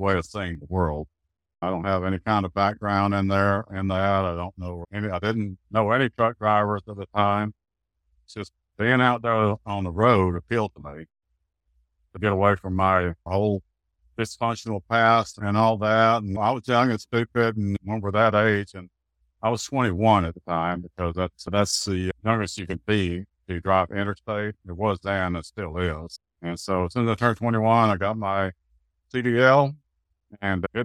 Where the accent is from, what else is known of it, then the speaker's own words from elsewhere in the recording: Dallas, Texas, United States; also born or lived in Tyler, Texas; I grew up in Oak Cliff, which is on the south side of Dallas